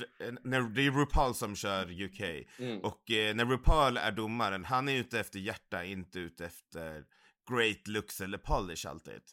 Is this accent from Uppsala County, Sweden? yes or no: yes; Uppsala, Uppsala County, Sweden; jag är ju från Uppsala. Nu bor jag i Uppsala